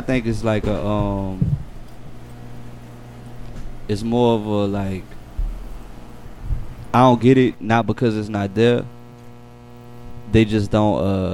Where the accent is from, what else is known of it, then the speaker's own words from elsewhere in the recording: Marrero, Louisiana, United States; So I'm from Morero. I'm from the West Bank.